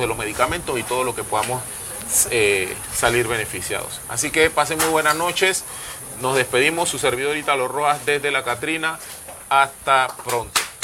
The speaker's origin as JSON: {"language": "Spanish", "country": "Panama"}